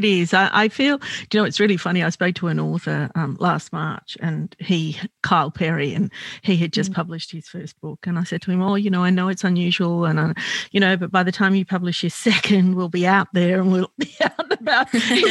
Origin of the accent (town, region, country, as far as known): Australia; born or raised there